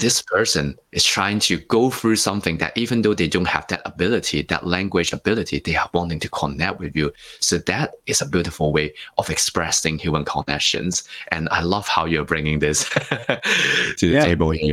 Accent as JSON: {"language": "English", "country": "Hong Kong", "tie": "born or raised there", "also_born_or_lived": "Singapore", "moved": "as an adult", "lives_now": "Sydney, Australia", "said": "I grew up in Hong Kong for the first 19 years"}